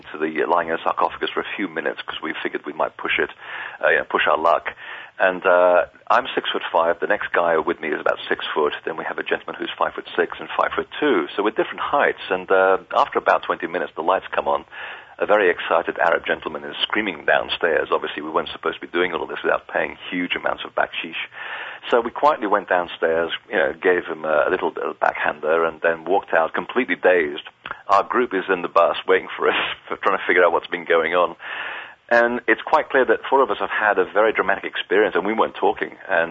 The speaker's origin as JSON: {"language": "English", "country": "Portugal", "tie": "born there", "said": "I was raised as a Catholic. I didn't have a choice. I was born in Portugal. And we either were Catholics or basically were devil worshippers."}